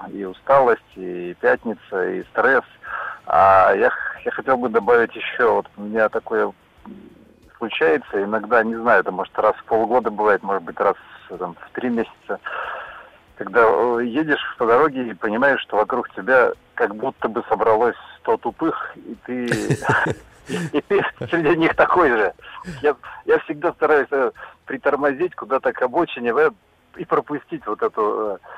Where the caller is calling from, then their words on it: Bryansk, Bryansk Oblast, Russia; я из Брянска